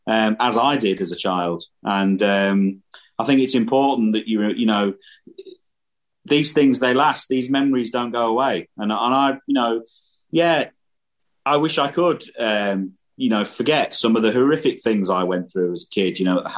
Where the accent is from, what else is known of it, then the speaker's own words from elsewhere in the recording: Irthlingborough, East Midlands, United Kingdom; the place where I grew up in the Midlands in England was, you know, quite a rural place.